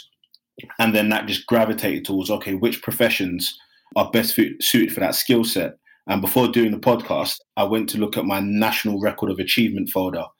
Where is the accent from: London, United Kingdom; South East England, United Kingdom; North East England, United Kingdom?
London, United Kingdom; also born or lived in Nigeria; growing up in Hackney, before it was posh, before the Olympics came, there was a lot of deprivation